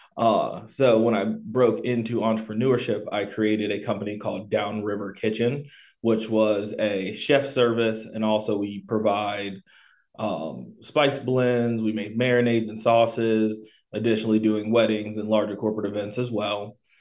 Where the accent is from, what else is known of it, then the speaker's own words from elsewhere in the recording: Tampa, Florida, United States; moved away as an adult; also born or lived in Pensacola, Florida / North Carolina; now in Triad area, North Carolina, United States; I was born in Pensacola, Florida, uh, raised pretty much primarily in Tampa